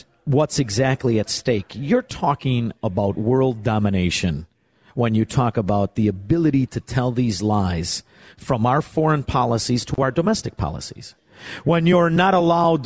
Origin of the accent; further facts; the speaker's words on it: Chicago, Illinois, United States; I'm from Chicago